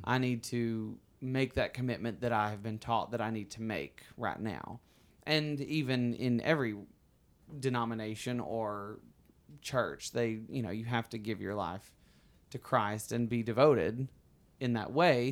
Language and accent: English; Alabama, United States; also born or lived in New York City / Los Angeles; now in California, United States; I was born and raised in Alabama, as people can hear. I have an accent